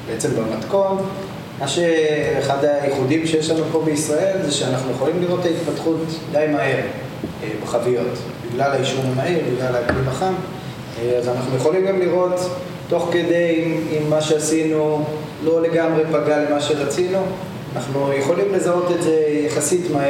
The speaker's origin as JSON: {"language": "Hebrew", "country": "Israel", "said": "שיש לנו פה בישראל. בתור ישראלים חסרי סבלנות"}